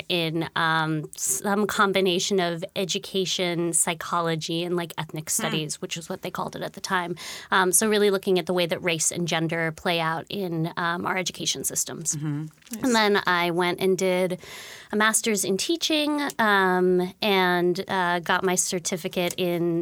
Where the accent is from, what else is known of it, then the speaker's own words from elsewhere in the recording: Guam; moved away as an adult; also born or lived in Western Massachusetts; now in Seattle, United States; I am originally from Guam, actually. So I grew up on a tiny little island in the middle of the Pacific Ocean.